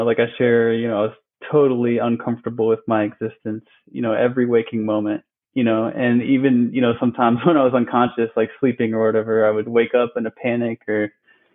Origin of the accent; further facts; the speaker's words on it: Alexandria, Virginia, United States; also born or lived in Brazil / Iowa; Currently reside in Centerville, Virginia. Yeah, I grew up in Alexandria, Virginia, and actually was born in Brazil, and lived in Iowa for a bit.